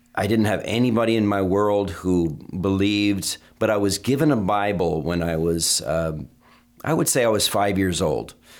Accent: Vermont, United States; I was raised in Vermont

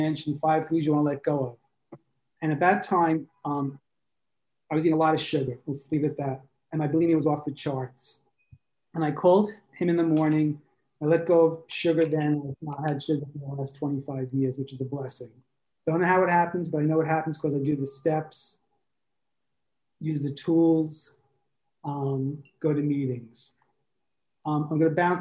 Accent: New York, United States; moved away as an adult; also born or lived in Brooklyn, New York / Tribeca, New York; now in Provincetown, United States; Originally, I'm from New York. You might hear it in my voice

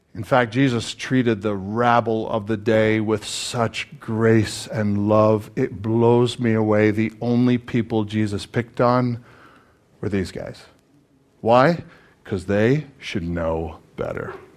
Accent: Canada; As a Canadian

